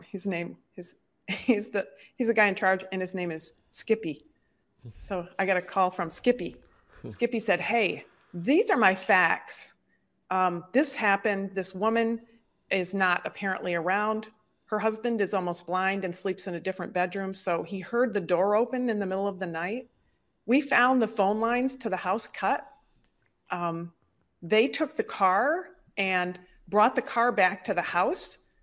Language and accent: English; Detroit, Michigan, United States; born or raised there; moved away as an adult; also born or lived in Chicago